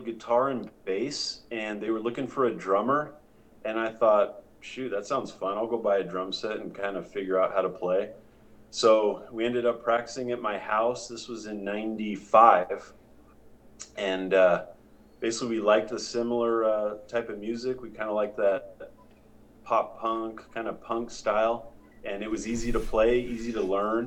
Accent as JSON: {"language": "English", "town": "San Diego", "region": "California", "country": "United States", "tie": "born or raised there", "said": "I grew up in San Diego"}